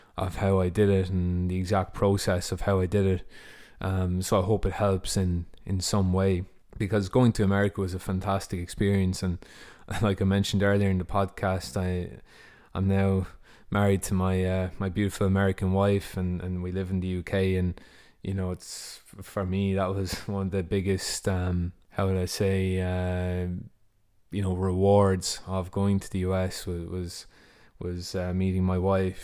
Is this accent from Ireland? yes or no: yes; Ireland; moved away as an adult; also born or lived in Ohio, United States; I come from Ireland, and in twenty fifteen, um, I left Ireland, uh, to go to the United States